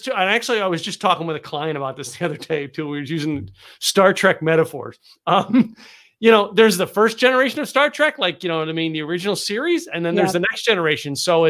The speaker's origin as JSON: {"language": "English", "region": "Texas", "country": "United States", "said": "I'm a Texan. I'm in the South."}